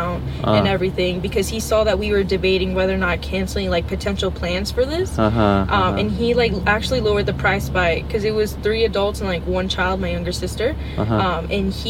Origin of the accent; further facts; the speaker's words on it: Florida, United States; also born or lived in New York City, New York / Argentina (ancestry) / Peru (ancestry); I was raised in Florida, so I'm not used to like the cold or anything